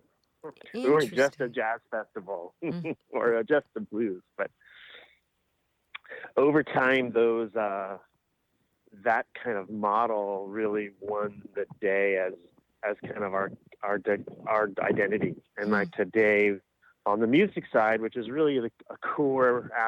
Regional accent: Kentucky, United States; moved away as an adult; also born or lived in Washington, D.C. / Colorado; now in Portland, United States; I grew up in Kentucky

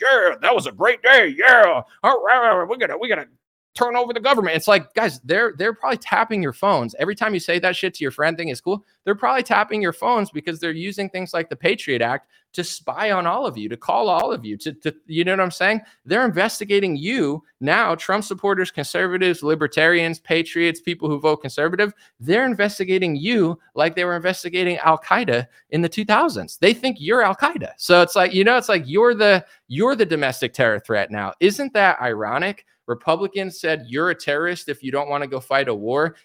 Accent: United States; I'm American

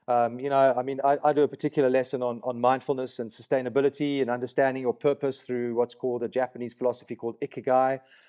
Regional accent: Johannesburg, Gauteng, South Africa; also born or lived in Kenya / Nigeria / Middle East; I grew up in Kenya, Nigeria, in the Middle East. So got to Johannesburg when I was like 9 and had a completely multicultural upbringing.

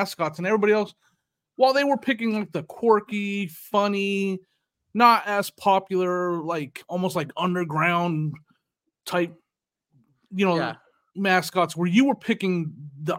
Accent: Phoenix, Arizona, United States; I grew up in Phoenix

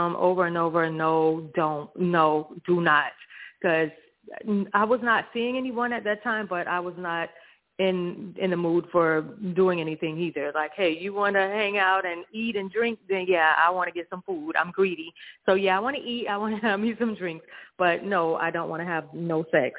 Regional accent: Hollywood, Florida, United States; I'm from Florida. Hollywood, the city of Hollywood

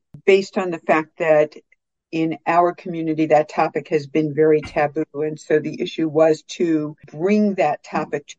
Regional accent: Memphis, Tennessee, United States; also born or lived in Phoenix, Arizona; now in Los Angeles, United States; We grew up in Memphis

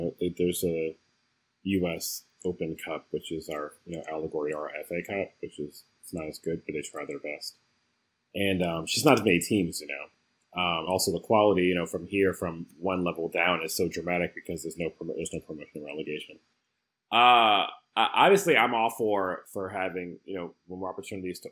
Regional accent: United States; as an American

